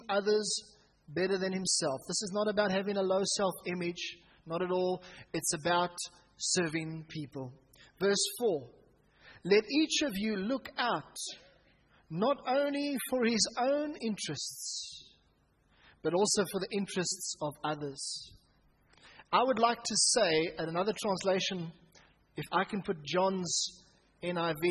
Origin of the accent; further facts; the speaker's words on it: Pretoria, Gauteng, South Africa; Growing up in Hatfield Baptist Church, as it was then known, myself and Andrew and Peter, us as brothers